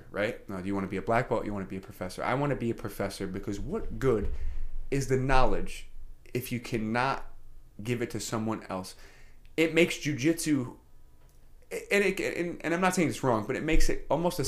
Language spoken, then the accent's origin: English; New York City, New York, United States; moved away; also born or lived in Queensbury; I was brought up in the Bronx, you know, in a public school, PS 83.